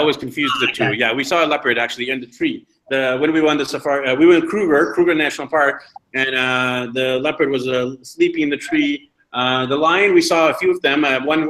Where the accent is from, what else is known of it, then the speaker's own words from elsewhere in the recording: Vancouver, British Columbia, Canada; now in Medellin, Colombia; And neither of us are from Beijing or Colombia. I'm from Vancouver, BC, Canada.